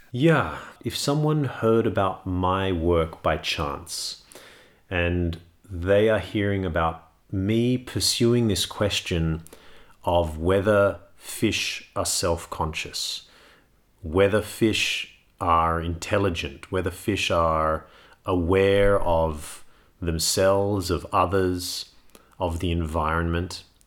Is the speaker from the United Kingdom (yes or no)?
no; Sydney, New South Wales, Australia; I grew up in Sydney